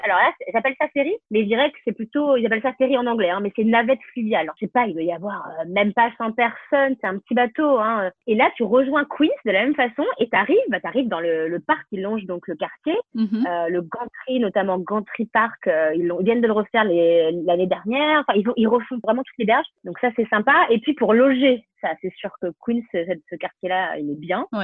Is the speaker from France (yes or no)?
yes; France; moved away as an adult; now in New York, United States; je suis française avant tout aussi